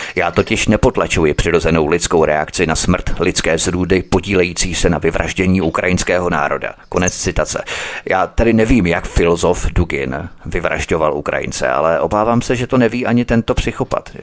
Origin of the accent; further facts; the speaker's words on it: Czechia; My jako Češi